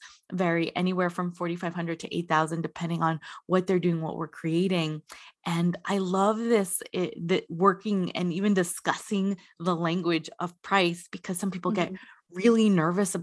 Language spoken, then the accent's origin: English; New Jersey, United States; I grew up in the New Jersey area.